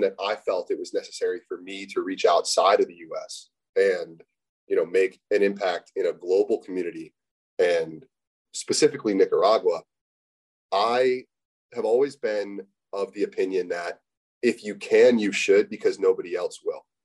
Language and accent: English; United States; growing up in the States